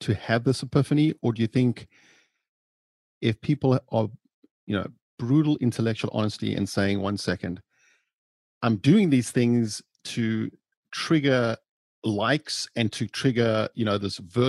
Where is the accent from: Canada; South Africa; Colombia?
South Africa; now in Los Angeles, United States; I grew up in South Africa, very humble beginnings.